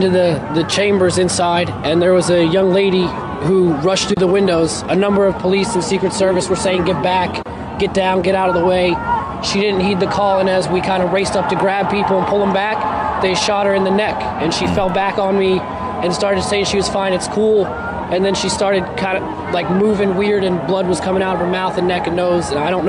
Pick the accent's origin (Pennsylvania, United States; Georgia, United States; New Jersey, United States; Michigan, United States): New Jersey, United States; from New Jersey.